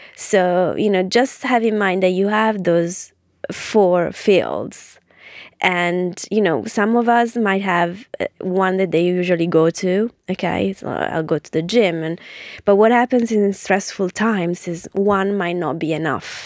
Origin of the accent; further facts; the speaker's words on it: Ferrara, Emilia-Romagna, Italy; moved away as an adult; now in London, United Kingdom; I grew up in Ferrara